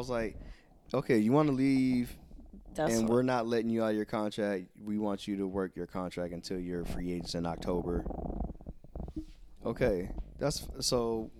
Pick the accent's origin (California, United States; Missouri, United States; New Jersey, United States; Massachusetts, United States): Missouri, United States; St. Louis; You know, I'm from St. Louis. So I'm from the hoods, all the members, gangs, and yada, yada.